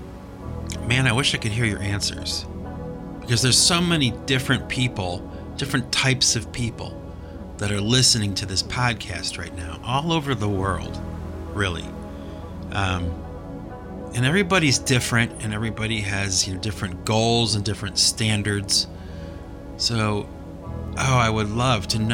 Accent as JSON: {"language": "English", "country": "United States", "said": "I do live in America. I'm an American"}